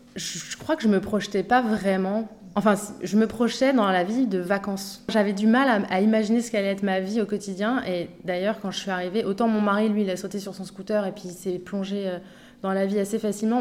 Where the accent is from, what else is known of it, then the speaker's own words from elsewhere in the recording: Paris, Île-de-France, France; moved away as an adult; now in Bali, Indonesia; j'ai grandi à Montmartre. Je suis un pur produit de Montmartre.